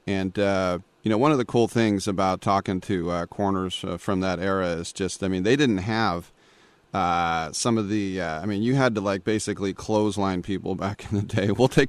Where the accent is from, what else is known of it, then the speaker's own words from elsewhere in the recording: Oakland, California, United States; I'm from Oakland, but I love Philly.